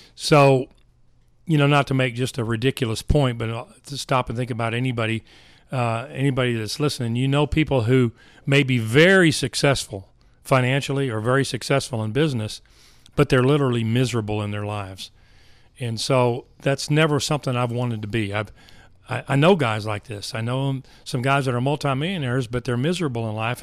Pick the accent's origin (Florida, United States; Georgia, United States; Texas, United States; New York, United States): Texas, United States; Richardson; I was raised in Richardson, Texas